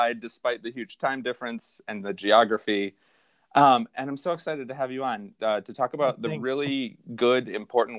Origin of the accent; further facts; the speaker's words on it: New York, United States; also born or lived in Minnesota; I was … from New York